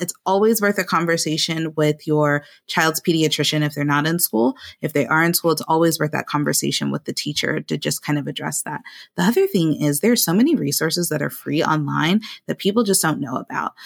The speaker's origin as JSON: {"language": "English", "region": "the South", "country": "United States", "tie": "born or raised there", "accent": "African-American English", "said": "I am a proud African-American English user in my personal life, um, and I grew up in the South"}